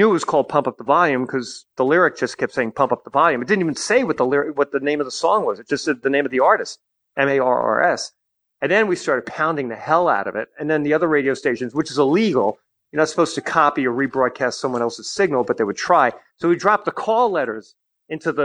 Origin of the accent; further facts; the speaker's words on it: Long Island, New York, United States; also born or lived in Brooklyn, New York; I was born in Brooklyn and I lived on Long Island my whole life